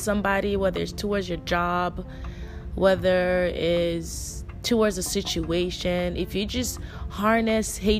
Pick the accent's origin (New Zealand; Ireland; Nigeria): Nigeria; I'm Nigerian. I grew up in a very traditional Nigerian home